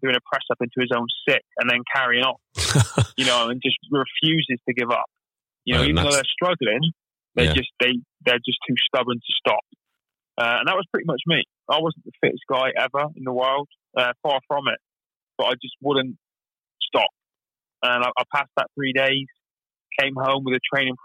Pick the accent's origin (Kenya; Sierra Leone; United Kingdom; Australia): United Kingdom; Plymouth, South West England; I was born and raised in Plymouth